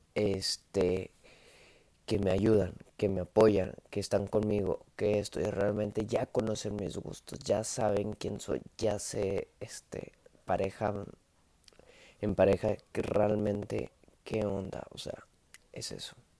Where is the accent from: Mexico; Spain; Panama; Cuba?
Mexico; Monterrey, Nuevo León; Soy montano, soy de Monterrey